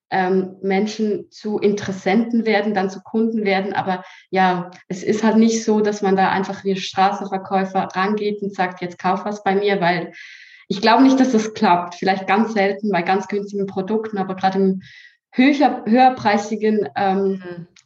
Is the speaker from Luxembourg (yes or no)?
no; Switzerland; accent: Swiss German; ja aus der Schweiz {S1} ich habe immer gesagt, ich kann nie eine Story sprechen, weil ich kann ja nicht Hochdeutsch richtig. Ich spreche ja Schweizerdeutsch.